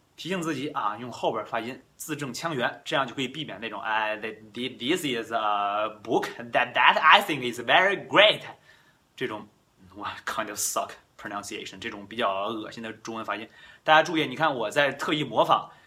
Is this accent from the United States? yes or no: no; China; first language Chinese; we grew up in China, right? We born in China。我们生在中国，我们长在中国。